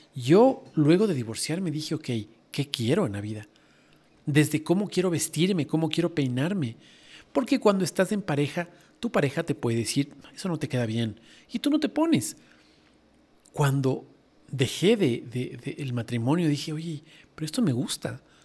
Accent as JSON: {"language": "Spanish", "country": "Ecuador", "said": "la, moneda en esa época en mi país era el sucre"}